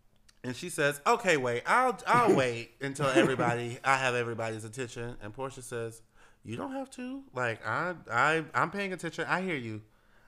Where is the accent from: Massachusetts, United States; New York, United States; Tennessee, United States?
New York, United States; I'm a New Yorker